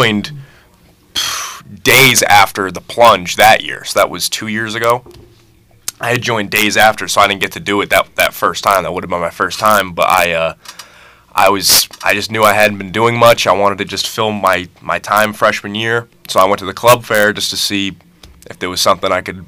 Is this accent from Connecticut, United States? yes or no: yes; Milford, Connecticut, United States; I'm from Milford, Connecticut